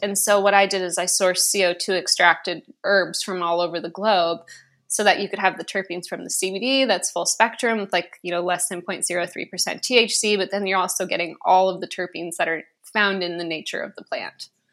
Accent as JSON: {"language": "English", "region": "West Coast", "country": "United States", "tie": "born or raised there"}